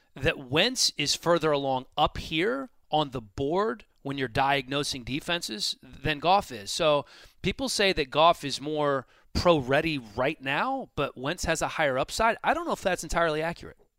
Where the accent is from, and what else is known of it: Washington, District of Columbia, United States; born or raised there